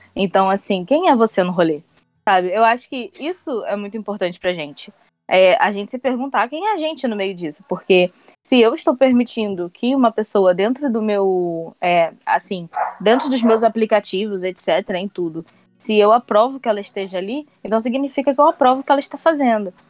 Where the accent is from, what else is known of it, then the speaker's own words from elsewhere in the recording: Mesquita, Rio de Janeiro, Brazil; Sou da Baixada Fluminense, sou de Mesquita.